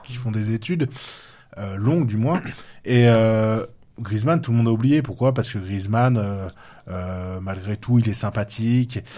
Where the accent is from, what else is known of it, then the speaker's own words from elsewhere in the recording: Touraine, Centre-Val de Loire, France; moved away; il est de Touraine, de ma région d'origine